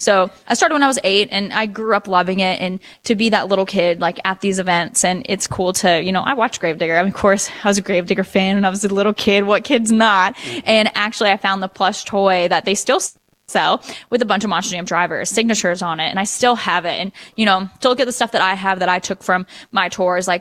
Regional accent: Nashville, Tennessee, United States; I'm from Nashville, Tennessee.

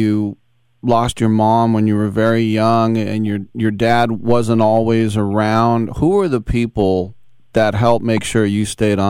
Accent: Oakland, California, United States; I'm from Oakland. I didn't know what a snow day was.

